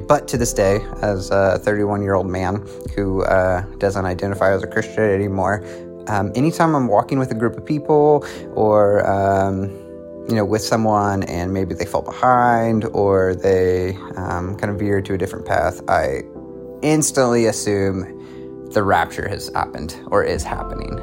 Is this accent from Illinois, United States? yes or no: no; Oklahoma City, Oklahoma, United States; I'm from Oklahoma City, Oklahoma